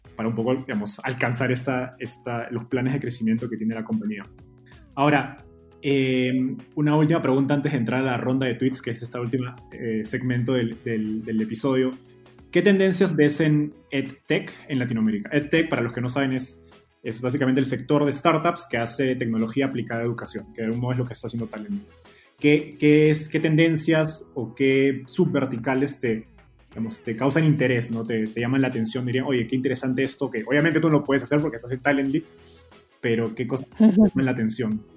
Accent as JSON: {"language": "Spanish", "country": "Peru", "said": "yo soy peruano"}